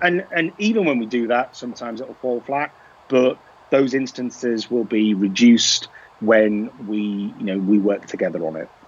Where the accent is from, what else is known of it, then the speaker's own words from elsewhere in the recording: Liverpool, North West England, United Kingdom; I am from Liverpool